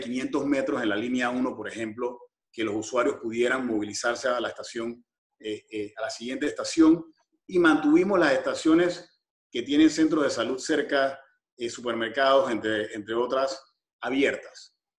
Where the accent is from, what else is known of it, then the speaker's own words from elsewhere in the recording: Panama; como panameños